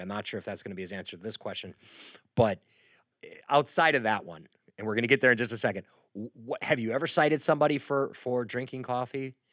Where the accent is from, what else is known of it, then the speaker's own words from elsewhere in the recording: Midwest, United States; moved away; I grew up in the Midwest